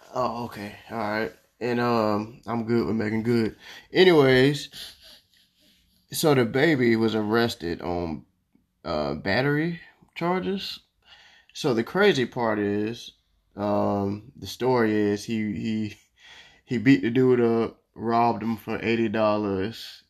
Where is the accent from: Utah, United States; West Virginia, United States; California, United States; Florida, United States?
Florida, United States; I'm from Florida